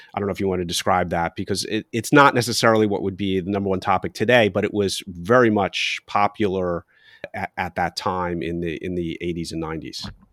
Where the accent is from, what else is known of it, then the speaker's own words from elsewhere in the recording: Philadelphia, Pennsylvania, United States; I'm from Philadelphia